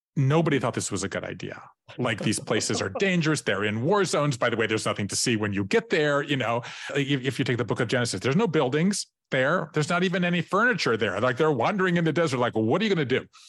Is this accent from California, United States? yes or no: no; Savannah, Georgia, United States; moved away as an adult; also born or lived in Tybee Island, Georgia; I grew up in Savannah, Georgia